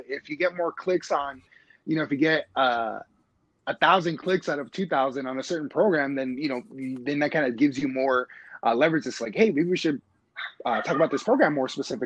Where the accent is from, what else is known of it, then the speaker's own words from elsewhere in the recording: Los Angeles, California, United States; now in Milwaukee, United States; I'm originally from Los Angeles.